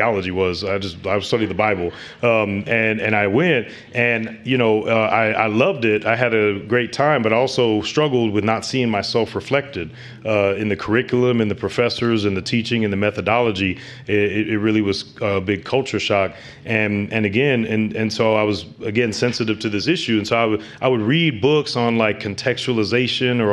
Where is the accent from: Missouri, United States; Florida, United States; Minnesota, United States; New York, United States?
Missouri, United States; St. Louis; I'm from St. Louis, Missouri, born and raised, and St. Louis. I grew up in the inner city on the west side